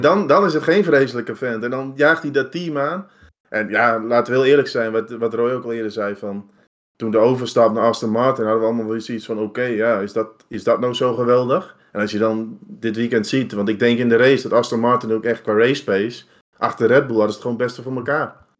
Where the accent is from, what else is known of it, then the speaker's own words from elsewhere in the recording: Netherlands; als Nederlanders